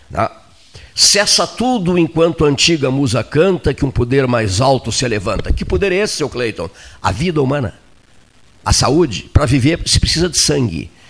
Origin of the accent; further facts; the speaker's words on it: Canguçu, Rio Grande do Sul, Brazil; Eu também sou de Canguçu, porque onde eu nasci era Canguçu, Serrito era Canguçu, eh, no, no ano em que eu nasci.